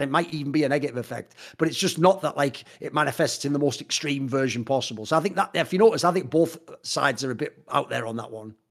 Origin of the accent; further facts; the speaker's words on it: England, United Kingdom; I come from the England